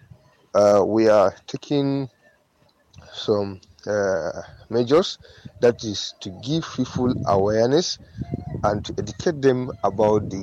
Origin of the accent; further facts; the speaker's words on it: Yobe, Nigeria; I am from Yobe State of Nigeria